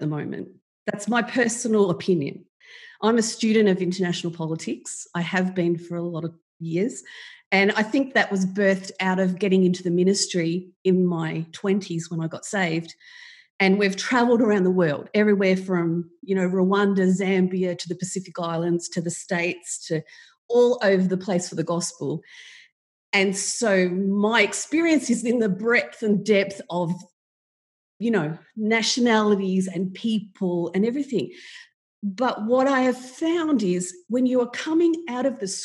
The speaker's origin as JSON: {"language": "English", "country": "Australia", "said": "I'm from Australia"}